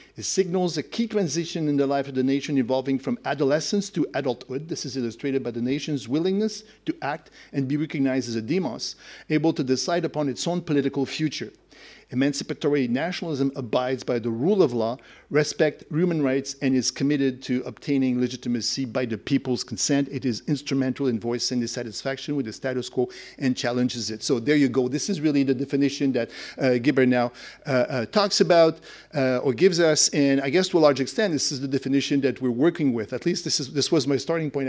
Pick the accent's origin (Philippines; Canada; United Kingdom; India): Canada; Quebec; I, I come from Quebec, that's the nationalism that I'm more familiar